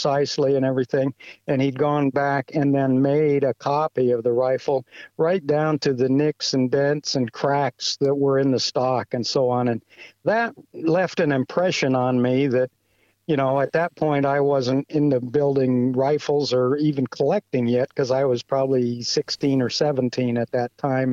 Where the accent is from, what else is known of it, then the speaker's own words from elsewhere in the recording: West Lafayette, Indiana, United States; I grew up in West Lafayette, Indiana